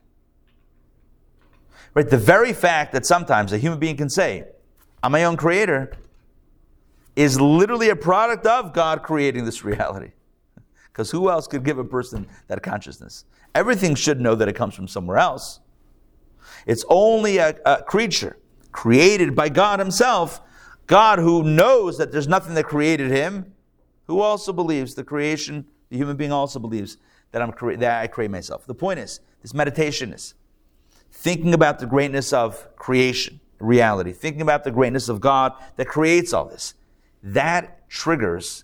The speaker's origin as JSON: {"language": "English", "town": "Pittsburgh", "region": "Pennsylvania", "country": "United States", "moved": "yes", "lives_now": "Atlanta, United States", "said": "I'm from Pittsburgh. I'm a Steelers fan."}